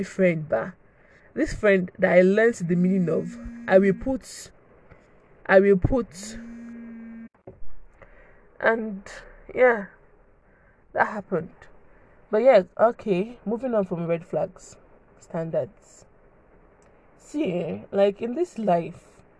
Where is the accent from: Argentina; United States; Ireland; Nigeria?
Nigeria; I'm a Nigerian girl.